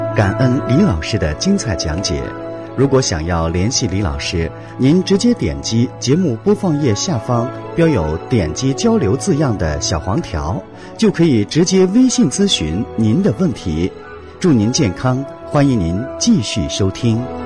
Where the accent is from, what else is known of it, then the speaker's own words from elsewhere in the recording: Jilin, China; 在我们吉林老家